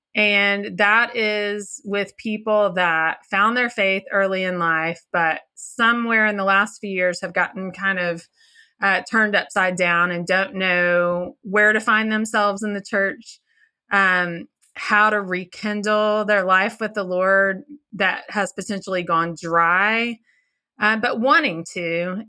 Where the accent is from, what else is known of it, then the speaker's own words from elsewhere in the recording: Little Rock, Arkansas, United States; we are from Little Rock, Arkansas